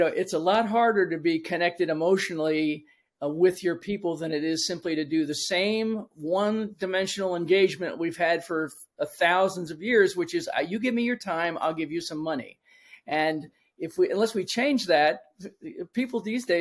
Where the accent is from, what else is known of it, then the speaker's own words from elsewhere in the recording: Washington, District of Columbia, United States; moved away as an adult; now in Florida, United States; I grew up in Washington, D.C., and so almost everything I did initially until I moved here to Florida about 15 years ago has been in the city because I was born and raised in the city